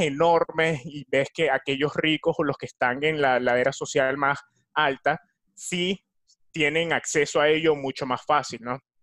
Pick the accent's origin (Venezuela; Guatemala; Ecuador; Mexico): Venezuela; de Venezuela